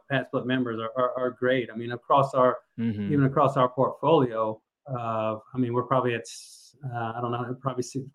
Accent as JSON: {"language": "English", "town": "Kennesaw", "region": "Georgia", "country": "United States", "tie": "born or raised there", "said": "I grew up in Kennesaw"}